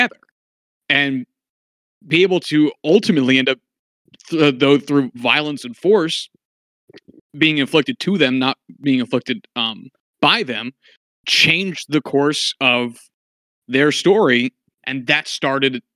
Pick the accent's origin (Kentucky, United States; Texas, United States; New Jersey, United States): New Jersey, United States; I am from, born and raised Jersey